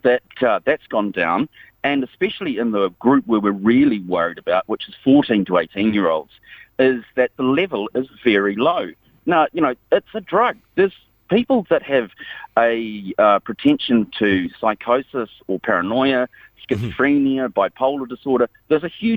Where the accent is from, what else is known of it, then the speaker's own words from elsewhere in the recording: New Zealand; moved away; also born or lived in United States; I'm from New Zealand, but I've been living in the States for 19 years